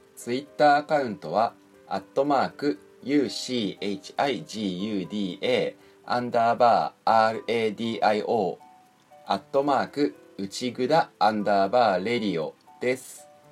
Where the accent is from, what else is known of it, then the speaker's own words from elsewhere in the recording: Niigata, Japan; 新潟で俺の実家周り